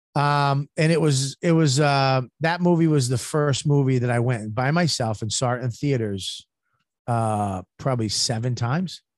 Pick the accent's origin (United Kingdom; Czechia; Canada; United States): United States; I'm American